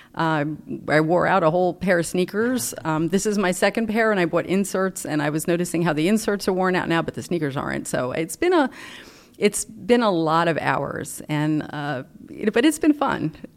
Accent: North Bergen, New Jersey, United States; now in Rockville, United States; I grew up in North Bergen, New Jersey, actually, right outside the Lincoln Tunnel

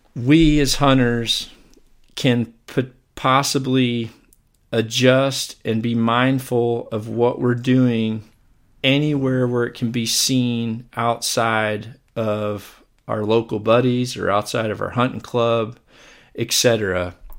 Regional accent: Mississippi, United States; Where I grew up in Mississippi

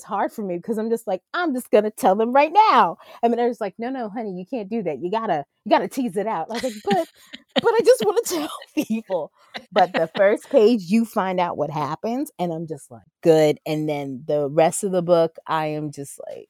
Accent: Jersey Shore, New Jersey, United States; moved away as an adult; I miss my hometown because I grew up at the Jersey Shore for 20 some odd years

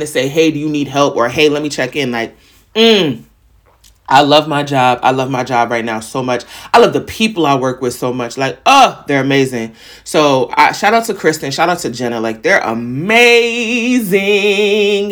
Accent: New York, United States; I'm from New York.

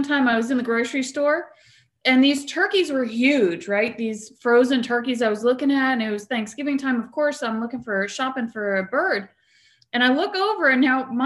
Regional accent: New Jersey, United States; I grew up in New Jersey

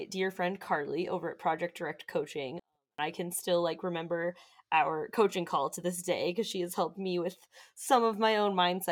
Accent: Cincinnati, Ohio, United States; I grew up in Cincinnati

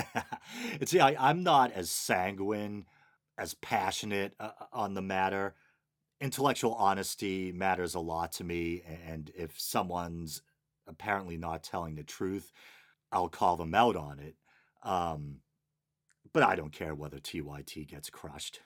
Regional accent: Boston, Massachusetts, United States; accent: Boston; Boston accent, my native language

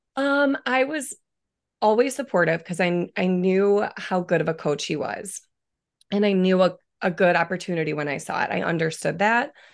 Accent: Coal City, Illinois, United States; moved away as an adult; also born or lived in Salzburg, Austria; now in San Diego, United States; I'm from a teeny tiny town about an hour south of the city in the middle of a cornfield, um, called Coal City

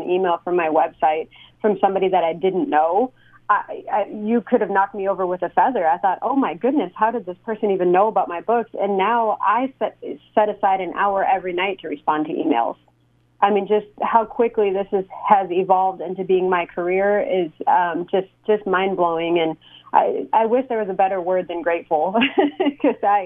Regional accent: Escanaba, Michigan, United States; moved away as an adult; now in Oklahoma City, United States; growing up in Escanaba

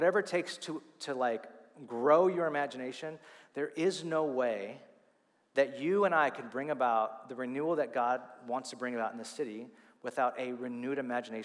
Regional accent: California, United States; moved away; I'm still a Californian, like deep down.

